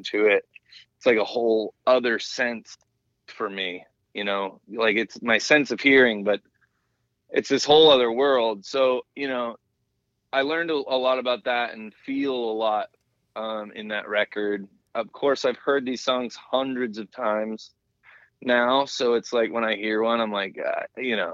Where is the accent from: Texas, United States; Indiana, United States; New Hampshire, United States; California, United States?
New Hampshire, United States; also born or lived in Pennsylvania / Baldwin, Missouri / New York; now in Pittsburgh, United States; Hampshire, where I grew up hiking and skiing